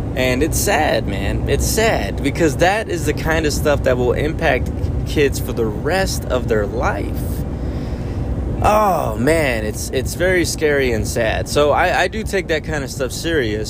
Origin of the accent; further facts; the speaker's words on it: South Texas, United States; I know South Texas